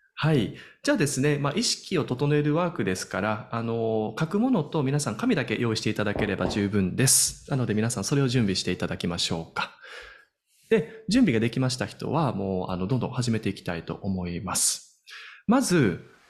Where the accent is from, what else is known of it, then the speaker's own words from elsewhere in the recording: Osaka, Japan; 大阪生まれですから